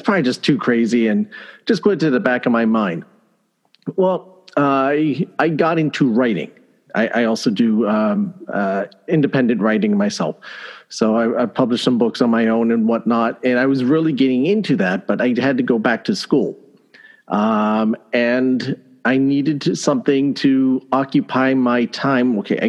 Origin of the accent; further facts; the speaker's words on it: United States; Obviously, you can tell I am from the States.